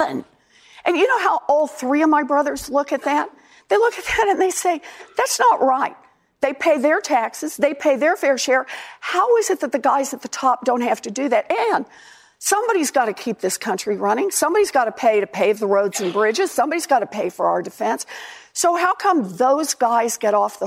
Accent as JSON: {"language": "English", "region": "Oklahoma", "country": "United States", "tie": "born or raised there", "moved": "yes", "said": "I was born and raised in Oklahoma"}